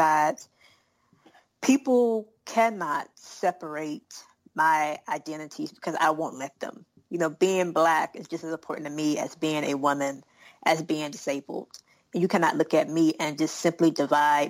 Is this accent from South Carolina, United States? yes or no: yes; South Carolina, United States; I'm a Southerner. I'm from South Carolina